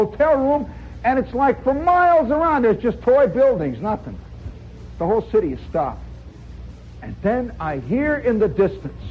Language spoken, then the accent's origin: English; United States; As an American